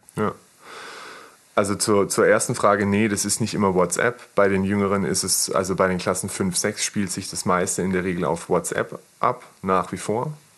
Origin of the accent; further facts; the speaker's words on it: Maulbronn, Baden-Württemberg, Germany; also born or lived in Pforzheim; komme übrigens hier aus der Gegend, also ich bin in Maulbronn geboren, bin dann ähm, kurz vorm Abitur bin ich mit meiner Familie nach Pforzheim gezogen